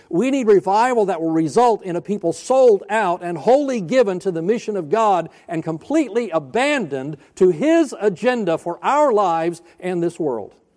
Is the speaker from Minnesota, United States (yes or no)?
no; Florida, United States; also born or lived in North Alabama; I grew up, I was born in Alabama, North Alabama. I'm a hillbilly by birth. We moved to Florida when I was seven years old, and I became a redneck